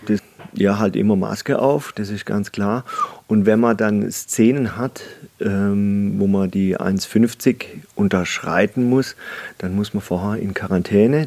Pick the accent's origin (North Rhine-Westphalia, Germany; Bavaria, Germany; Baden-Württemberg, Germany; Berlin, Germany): Baden-Württemberg, Germany; Breitnau; also born or lived in Freiburg / Salzburg / Oldenburg / Ingolstadt; ich bin halt ein, ja, ein echter Schwarzwälder. Also ja, ich bin hier in Breitenau aufgewachsen